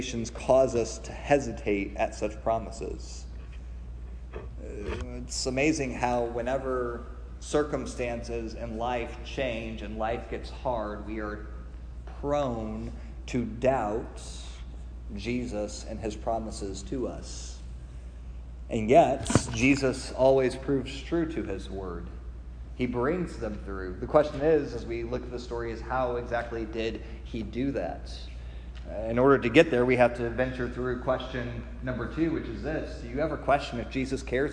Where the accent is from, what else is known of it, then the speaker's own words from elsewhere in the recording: Midwest, United States; I grew up in the Midwest